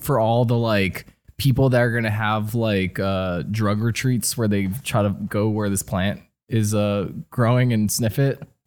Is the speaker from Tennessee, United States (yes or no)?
no; New Jersey, United States; I grew up in New Jersey